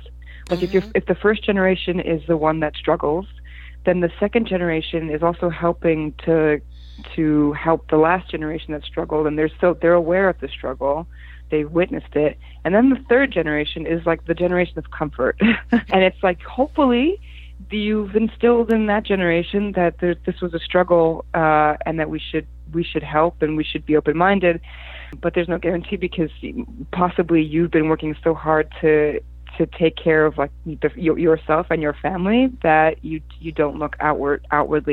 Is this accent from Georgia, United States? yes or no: no; Newark, New Jersey, United States; English is a second language; also born or lived in Poland; I grew up in Newark, in the Newark area, and I was in a very multicultural neighborhood where everyone was from somewhere else